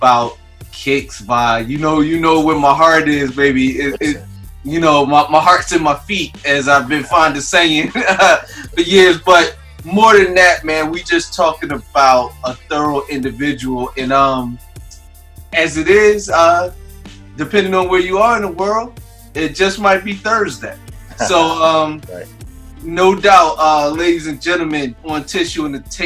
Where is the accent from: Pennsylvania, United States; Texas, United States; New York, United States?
Pennsylvania, United States; Philadelphia; moved away; I'm from Philly originally